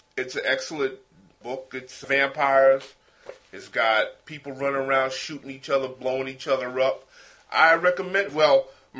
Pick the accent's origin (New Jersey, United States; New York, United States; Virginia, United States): New York, United States; New York City; also born or lived in Kentucky; I was born in Brooklyn, and I grew up on Tompkins Avenue between Merlin Park, and I basically lived in Brooklyn most of my life, except for certain times when I lived in Kentucky and when I lived upstate. But right now, where I live at, I live in downtown Brooklyn area on Cumberland between Atlantic and Fulton Street.